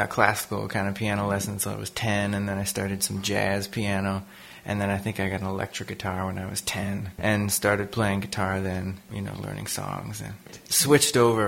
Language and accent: English; northwestern Vermont, United States; also born or lived in Leverett, Massachusetts / Northampton, Massachusetts / Boston, Massachusetts; I grew up in northwestern Vermont, very bucolic, pretty much like a farm town